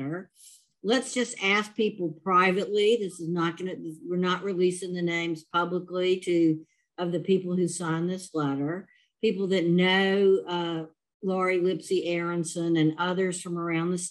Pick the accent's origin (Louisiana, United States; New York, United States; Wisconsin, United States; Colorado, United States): Louisiana, United States; I'm from Louisiana